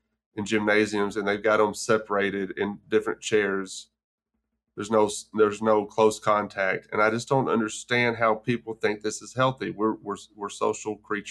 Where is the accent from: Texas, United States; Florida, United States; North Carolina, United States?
Texas, United States; Grape Creek; now in Memphis, United States; growing up in Grape Creek, Texas